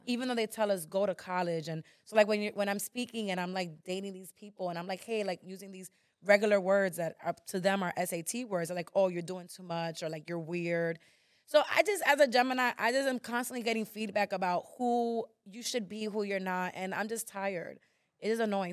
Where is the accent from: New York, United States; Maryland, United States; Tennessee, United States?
New York, United States; I was born in New York